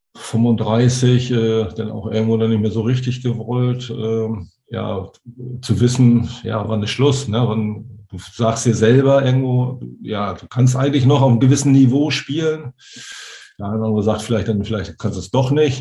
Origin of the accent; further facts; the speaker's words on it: Hamburg, Germany; als Hamburger